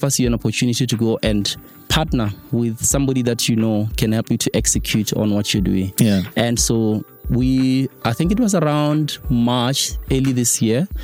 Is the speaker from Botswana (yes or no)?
yes; Botswana; moved away; I come from Mzimutlhabe.